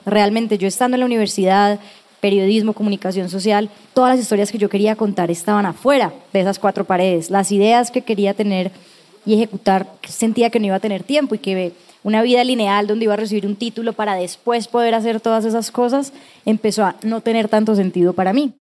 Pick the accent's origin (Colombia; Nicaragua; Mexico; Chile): Colombia; estábamos viviendo como colombianos